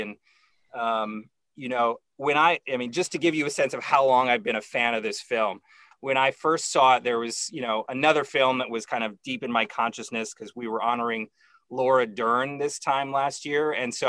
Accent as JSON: {"language": "English", "town": "Seaside", "region": "California", "country": "United States", "tie": "born or raised there", "said": "I grew up in Seaside, California, which is Central Coast"}